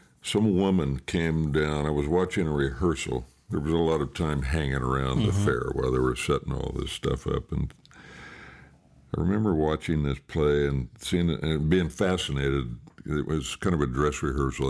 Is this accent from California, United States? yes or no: yes; Sacramento, California, United States; I was born and raised in Sacramento, California in 1944